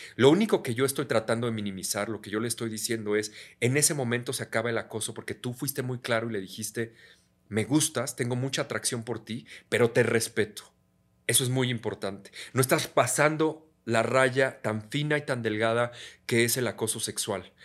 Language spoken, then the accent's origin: Spanish; Mexico; also born or lived in United States; Como soy, abrazando, como todo un mexicano